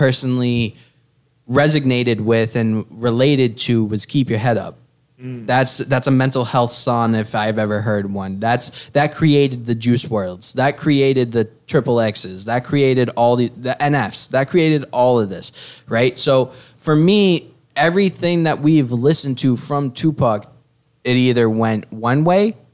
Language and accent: English; Worcester, Massachusetts, United States; I'm from Worcester.